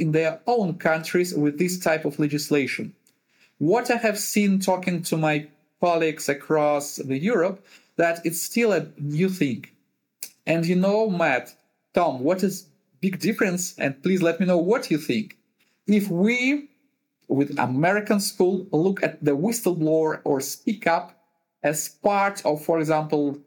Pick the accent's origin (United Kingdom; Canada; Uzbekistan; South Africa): Uzbekistan; also born or lived in Ukraine / Kazakhstan / Russia / Germany; now in Netherlands; Originally, I'm from Uzbekistan.